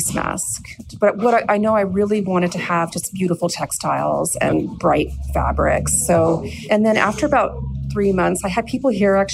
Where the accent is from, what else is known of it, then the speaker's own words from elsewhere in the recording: California, United States; moved away as an adult; also born or lived in North Vancouver, Canada; now in Vancouver, Canada; I was born in North Vancouver, and I was raised in California, and I moved back to Canada in 2016